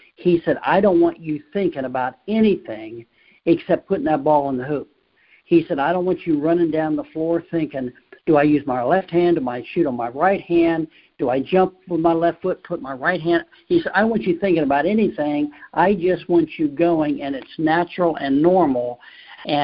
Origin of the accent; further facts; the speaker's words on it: Cincinnati, Ohio, United States; I'm from Cincinnati